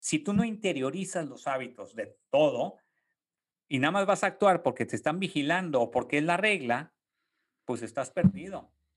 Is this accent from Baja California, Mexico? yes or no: yes; Tijuana, Baja California, Mexico; moved away as an adult; also born or lived in Monterrey, Mexico; now in San Antonio, United States; Yo nací en Tijuana, en, en Baja California, este, crecí en una familia con cinco hermanos